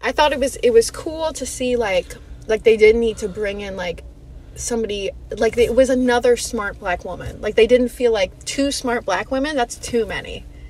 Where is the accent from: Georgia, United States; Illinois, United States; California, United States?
Illinois, United States; Chicago; also born or lived in Cambridge, Massachusetts; I have myself been a black girl growing up in Chicago.